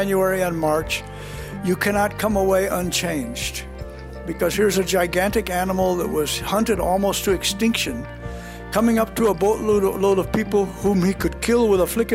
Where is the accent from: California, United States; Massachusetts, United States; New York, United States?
California, United States; San Diego; now in Loreto, Mexico; I was born in San Diego, California